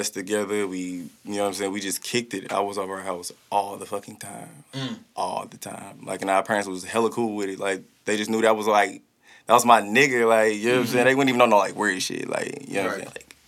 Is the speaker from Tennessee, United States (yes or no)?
no; Riverview, Missouri, United States; also born or lived in Hazelwood, Missouri; I'm from Riverview, pretty much. I'm a Riverview nigga